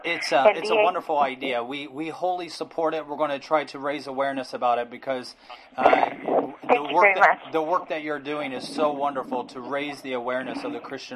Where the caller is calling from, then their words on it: Hong Kong; I'm calling from Hong Kong.